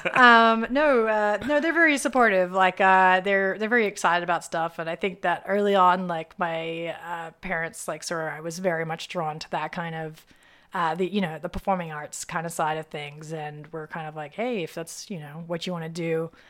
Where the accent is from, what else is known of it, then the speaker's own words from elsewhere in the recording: Sydney, New South Wales, Australia; moved away as an adult; also born or lived in Pittsburgh, United States; now in Los Angeles, United States; Sydney, Australia is my home